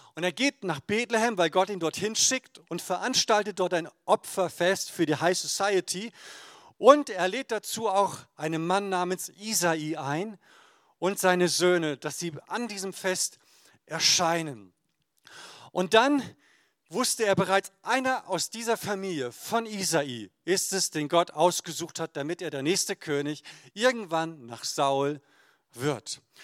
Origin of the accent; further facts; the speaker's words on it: Emden, Lower Saxony, Germany; in meiner Heimatgemeinde in Emden aus Friesland